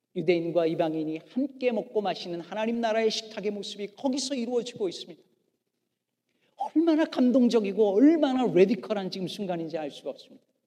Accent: South Korea; also born or lived in Chicago area, United States; now in Chicago, United States; 우리 민족은

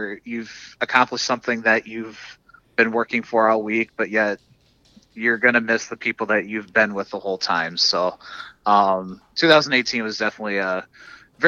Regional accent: Forest City, Iowa, United States; now in Wisconsin, United States; Pilot Knob State Park, which is by my hometown in Forest City

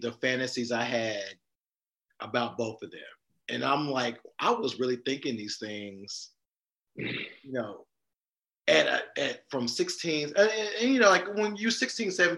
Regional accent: the South, United States; I'm a Southerner

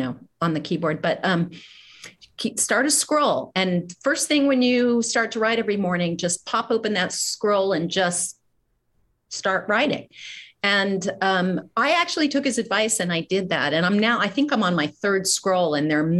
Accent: Midwest, United States; I'm from the Midwest

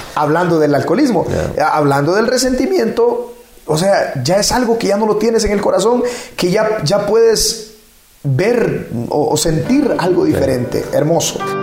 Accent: La Labor, Ocotepeque, Honduras; moved away as an adult; also born or lived in Santa Rosa de Copán, Honduras; now in Ecuador; Soy hondureño. Nací en un pueblo eh, del municipio de La Labor, en Ocotepec

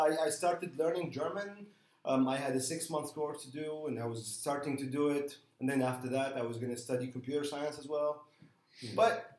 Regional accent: Damascus, Damascus Governorate, Syria; now in Istanbul, Turkey; So I was born in Damascus, but still, as a refugee, you don't get the right to apply for citizenship. Mm-hmm. You remain a Palestinian refugee all your life.

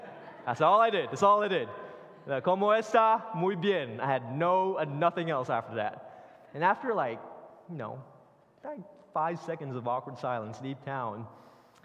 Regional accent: Philippines; now in Northern Virginia, United States; I grew up in the Philippines

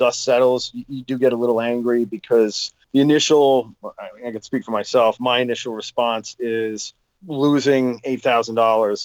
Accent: Long Island, New York, United States; I grew up on Long Island

